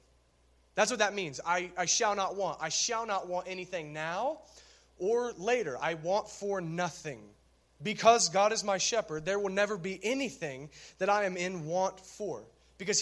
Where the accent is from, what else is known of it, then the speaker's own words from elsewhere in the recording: Minford, Ohio, United States; I'm from Minford